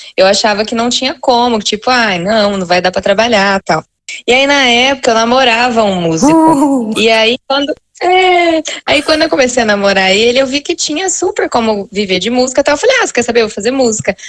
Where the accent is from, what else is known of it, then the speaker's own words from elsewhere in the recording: Monte Alto, São Paulo, Brazil; Eu sou de Monte Alto, tá, gente? Cidade pequena aqui do interior.